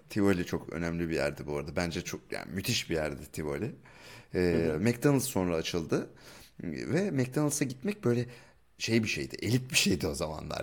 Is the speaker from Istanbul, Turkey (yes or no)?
no; Ankara, Turkey; moved away; Ben de Ankaralıyım.